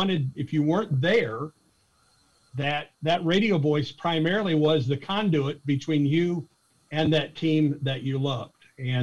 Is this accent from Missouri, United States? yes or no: yes; near St. Louis, Missouri, United States; moved away; growing up near St. Louis, Missouri